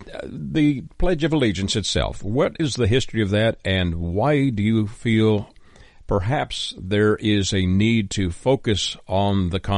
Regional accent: Canada; I'm from Canada. So, you know, we do strange things up there

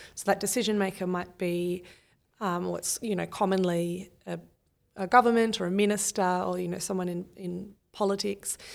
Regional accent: Australia

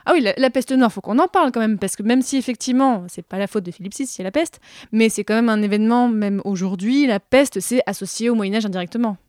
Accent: Marseille, Provence-Alpes-Côte d'Azur, France; là d'où je viens à Marseille

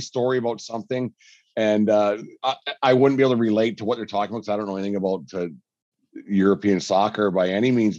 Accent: Alberta, Canada; I'm so from Alberta

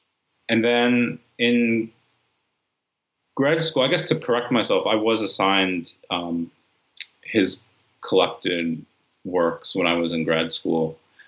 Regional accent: California, United States; also born or lived in New York; at that time, when I'm growing up in California and in upstate New York, not seeing many people who had the experience that I had

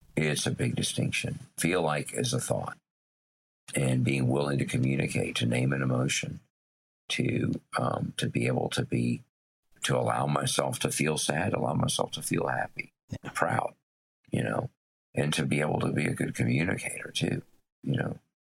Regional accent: Tennessee, United States; growing up in Tennessee

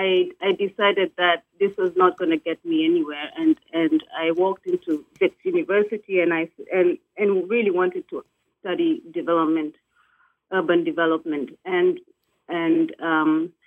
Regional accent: Nairobi, Kenya; born there; moved away as an adult; I myself am a migrant woman who left Nairobi. I was born in Nairobi.

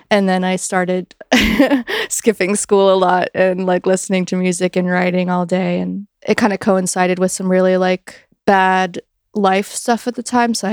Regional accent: Greensboro, North Carolina, United States; there was like a really cool indie rock scene like right before I was born in North Carolina with Merge Records and in like Greensboro was kind of getting the um edges of that scene

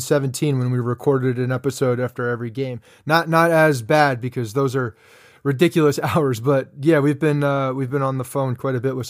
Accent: New Jersey, United States; Growing up in North Jersey, I was about 20 minutes from the stadium

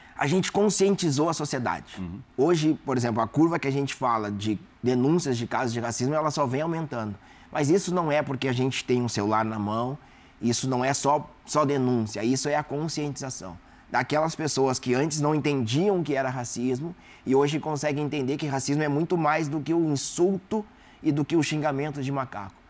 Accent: South Region, Brazil; eu sou do sul do Brasil

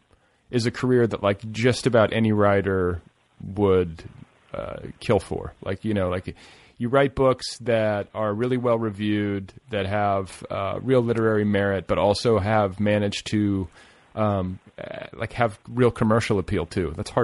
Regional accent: Indianapolis, Indiana, United States; Like, just suburban Indianapolis.

